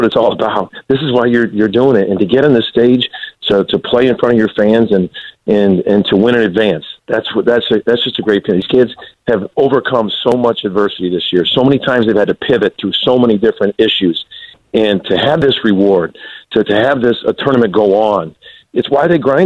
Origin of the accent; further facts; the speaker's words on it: Illinois, United States; I'm from Illinois, grew up, born and raised there.